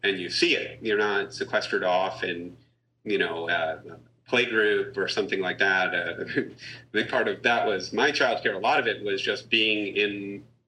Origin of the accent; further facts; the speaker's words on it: Massachusetts, United States; I grew up in Massachusetts, in not Boston or Cambridge or something like that, but out in a hill town